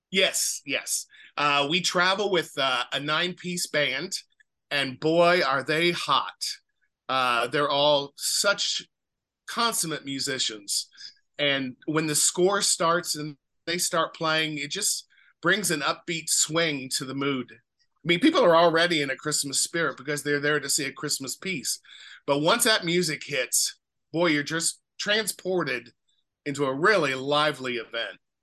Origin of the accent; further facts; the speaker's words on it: Speedway, Indiana, United States; moved away as an adult; also born or lived in Los Angeles / Seattle / Virginia / Cincinnati; I grew up in Speedway on the west side of Indianapolis where the 500 is